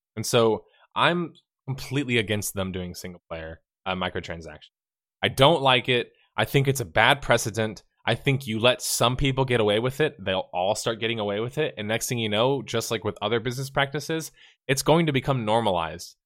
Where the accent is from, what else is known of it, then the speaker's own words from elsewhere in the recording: the South, United States; I'm from the South, too